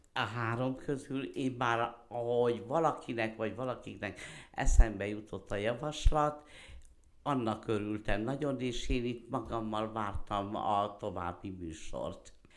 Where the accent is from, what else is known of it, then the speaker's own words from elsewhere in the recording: Szirák, Nógrád, Hungary; also born or lived in Veszprém / Debrecen; én Szereden születtem, eh, ma is ott élek